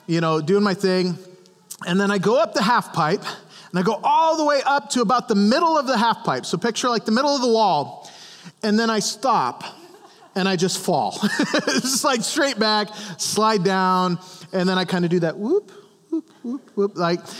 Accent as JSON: {"language": "English", "region": "Montana", "country": "United States", "tie": "born or raised there", "moved": "yes", "lives_now": "Goshen, United States", "said": "I grew up in Montana"}